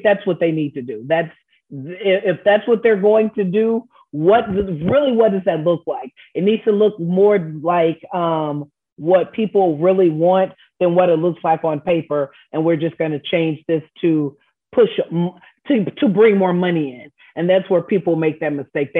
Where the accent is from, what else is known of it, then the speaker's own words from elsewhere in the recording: Houston, Texas, United States; I am from Houston and I grew up with James Coney Island